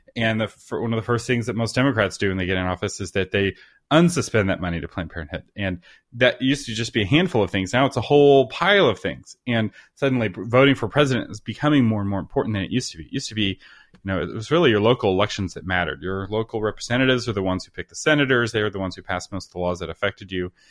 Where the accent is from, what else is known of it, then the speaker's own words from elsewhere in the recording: Texas, United States; as a Texan